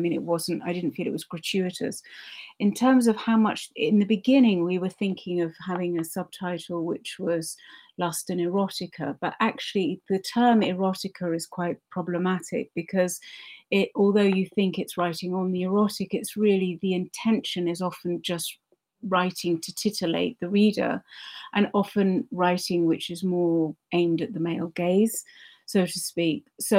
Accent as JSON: {"language": "English", "country": "Kuwait", "tie": "born or raised there", "said": "I grew up a lot in the Arab world, in Kuwait."}